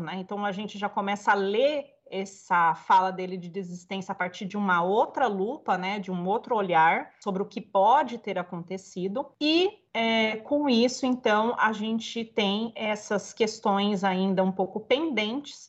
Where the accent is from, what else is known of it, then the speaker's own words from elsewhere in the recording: Batatais, São Paulo, Brazil; moved away; eu morei muitos anos em Batatais, né, no interior de São Paulo. E minha família de lá, eu não nasci em Batatais, mas toda a minha família é de lá.